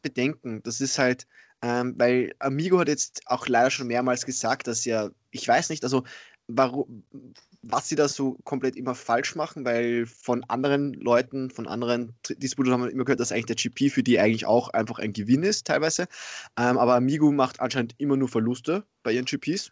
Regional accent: Austria; bei uns in Österreich

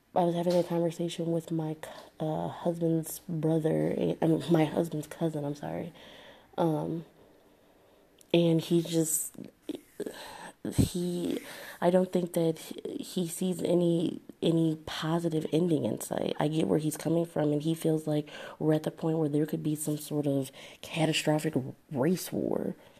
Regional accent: Detroit, Michigan, United States; now in Southfield, United States; I actually live in Southfield, Michigan. So that's a suburb of Detroit. It's probably about, I'd say like 10, 15 minutes outside of Detroit, but I'm from Detroit

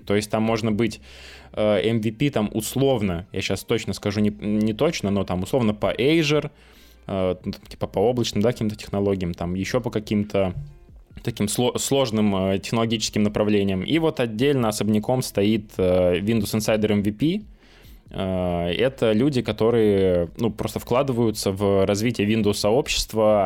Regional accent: Nyagan, Khanty-Mansi Autonomous Okrug, Russia; moved away; я из Нягань

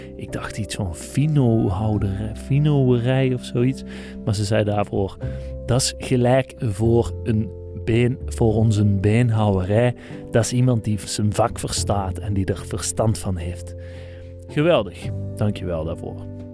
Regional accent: Netherlands; misschien hoort u het aan mijn accent. Ik kom uit Nederland

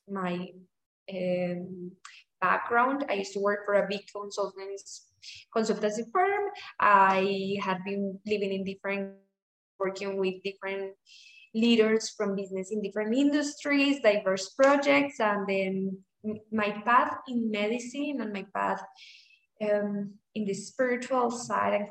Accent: Colombia; I'm from Colombia.

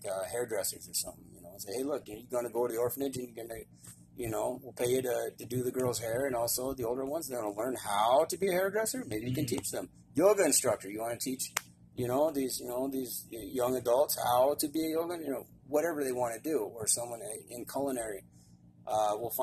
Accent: United States; being an American

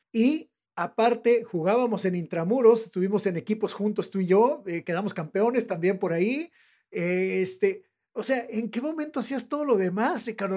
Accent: northern Mexico, Mexico; accent: norteño; yo tengo mi acento norteño, tengo mi acento entre Tijuana, en algún lugar entre Tijuana y Monterrey, por ahí está mi acento

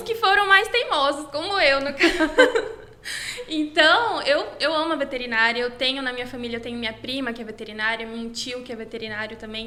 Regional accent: Campo Grande, Mato Grosso do Sul, Brazil; eu sou aqui de Campo Grande mesmo, Mato Grosso do Sul

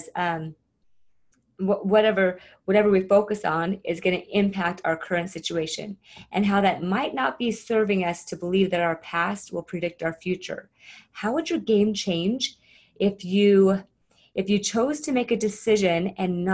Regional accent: Arizona, United States; I grew up in Arizona

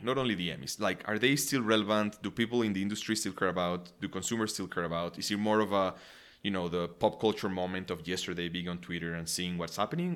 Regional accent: Mexico; moved away; growing up in Mexico

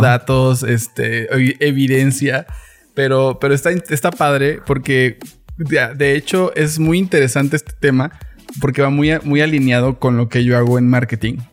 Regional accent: Mexico City, Mexico; Soy chilango.

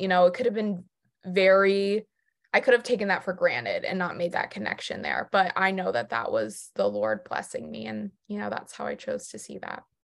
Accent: Jupiter, Florida, United States; moved away as an adult; also born or lived in New York City; now in North Carolina, United States; I'm originally from Jupiter, Florida, in South Florida

